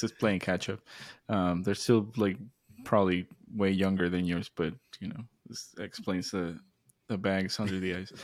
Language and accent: English; Mexico; moved away; growing up in Mexico